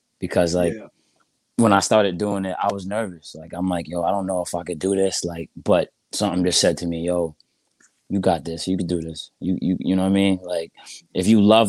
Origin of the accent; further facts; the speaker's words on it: New York City, New York, United States; I'm from Brooklyn, New York